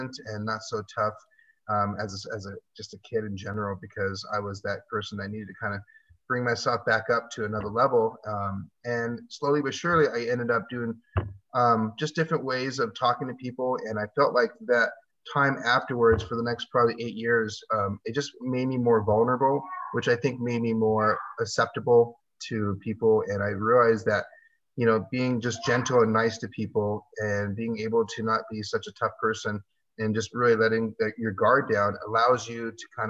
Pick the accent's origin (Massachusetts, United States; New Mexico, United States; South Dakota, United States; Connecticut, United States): New Mexico, United States; Santa Fe; now in Tucson, United States; I'm originally from Santa Fe, New Mexico.